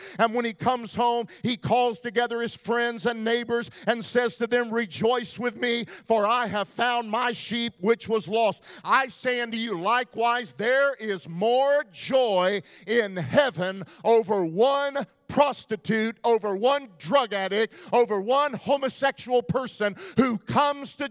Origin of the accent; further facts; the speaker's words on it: Texas, United States; I'm from Texas